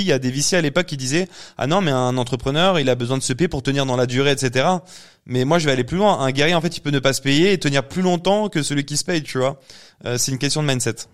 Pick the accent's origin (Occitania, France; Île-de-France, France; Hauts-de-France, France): Île-de-France, France; Paris; suis parisien